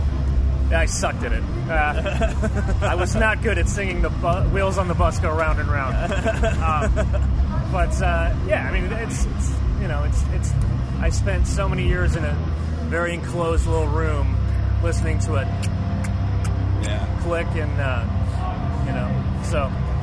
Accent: Escondido, California, United States; also born or lived in Washington, D.C. / Whittier; now in Santa Cruz, United States; No. Oh. I grew up in Escondido in North County, San Diego.

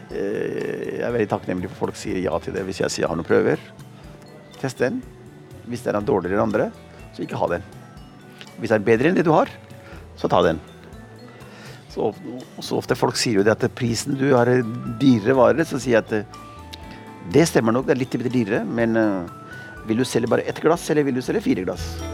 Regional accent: Oslo, Norway; also born or lived in Pakistan; Så jeg vokste opp i Oslo, midt i sentrum. I Pilestredet.

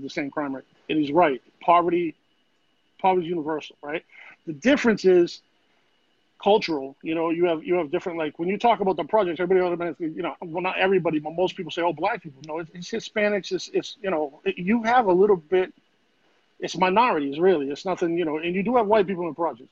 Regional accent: Boston, Massachusetts, United States; moved away as an adult; now in Florida, United States; where I grew up in Grove Hall, we didn't really have projects, but the whole thing's a project

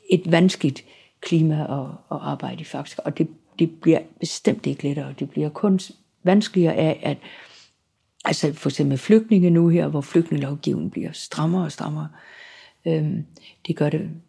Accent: Southern Denmark, Denmark; selvom jeg er sønderjyde, så har Sønderjylland jo været Danmark nu i mange år efterhånden. Og øhm, jeg taler jo helt klart et dansk, som er præget af, at jeg ikke er fra København.

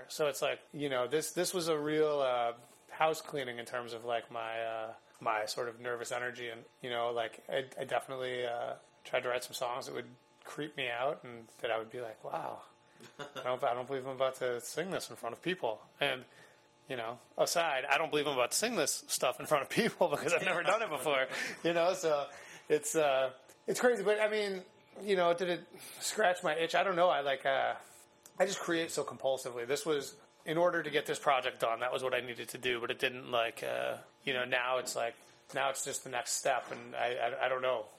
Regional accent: Chicago, Illinois, United States; I grew up in Chicago. I grew up about a mile and a half from the Beat Kitchen

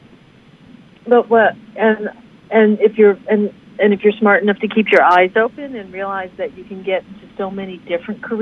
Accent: Detroit, Michigan, United States; I'm from Detroit, and my parents come from a southern background. My dad's from Georgia

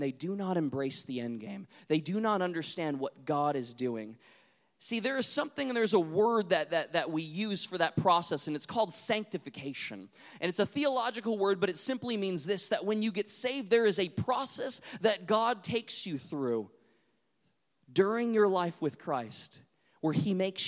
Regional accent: North Dakota, United States; I grew up in North Dakota, close to the Canadian border

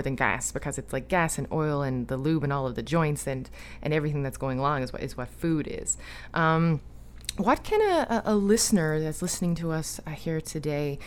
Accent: Newfoundland and Labrador, Canada; I'm from Newfoundland

